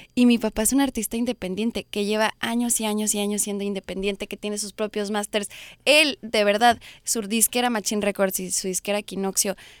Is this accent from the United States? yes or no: yes; United States; se siente ser México-americana en este país